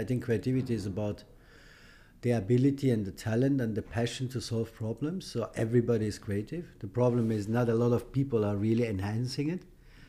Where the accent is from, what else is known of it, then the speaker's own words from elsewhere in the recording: Austria; English is a second language; also born or lived in Iran; I was born in Iran. I fled my country as I was 15, all alone, no money, no parents, as a political refugee. I applied for a political refugee in Austria. I grew up in Austria